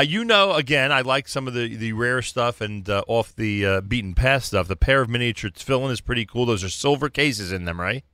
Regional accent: Newark, New Jersey, United States; moved away as an adult; also born or lived in Lower East Side, New York; now in New York, United States; I grew up in Newark, New Jersey

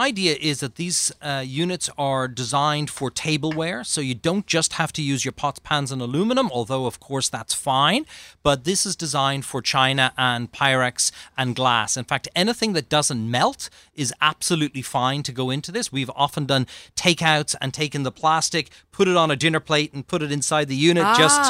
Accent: Ireland; So growing up in Ireland, for me, it was normal living.

